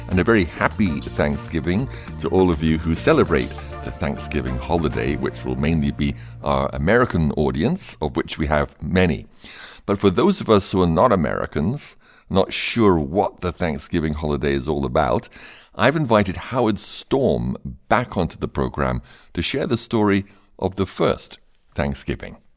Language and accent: English; England, United Kingdom; I'm from England, but I'm not patriotic.